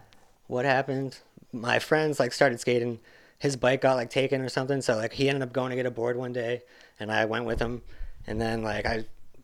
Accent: Hamilton, Massachusetts, United States; also born or lived in North Shore, Massachusetts; I grew up in Hamilton, and like I moved around a bunch, but like that was kind of like where I started.

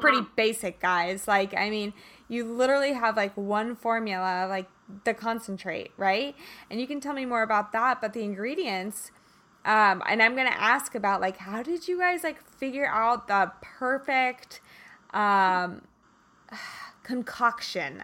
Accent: Kansas, United States; moved away; I'm originally from Kansas

